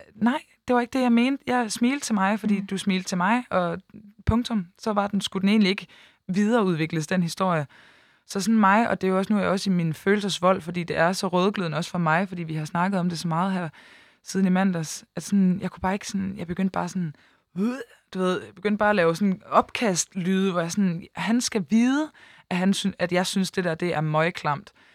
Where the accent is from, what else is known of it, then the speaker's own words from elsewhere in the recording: Aalborg, North Denmark Region, Denmark; moved away as an adult; now in Copenhagen, Denmark; rykket fra Aalborg, hvor jeg kommer fra, og så til København